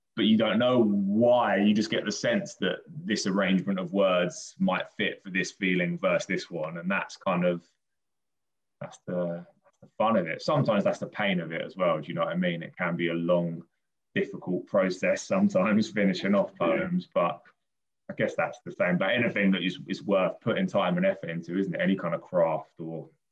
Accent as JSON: {"language": "English", "town": "Brighton", "region": "South East England", "country": "United Kingdom", "tie": "born or raised there", "said": "I grew up in Brighton."}